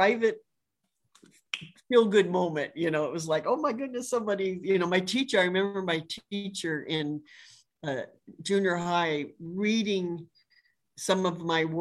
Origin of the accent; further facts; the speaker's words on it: Los Angeles, California, United States; moved away as an adult; now in Tennessee, United States; I grew up in just outside